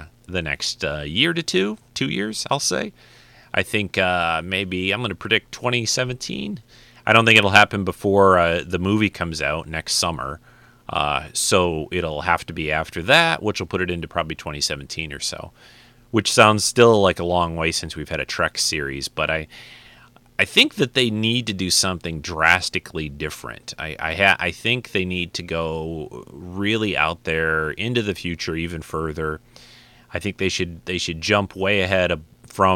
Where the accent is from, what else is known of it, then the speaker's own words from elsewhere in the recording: Detroit, Michigan, United States; my hometown of Detroit